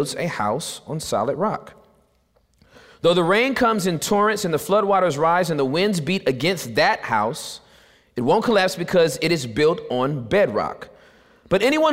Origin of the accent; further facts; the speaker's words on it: Southern California, United States; I was born in Southern California, born and raised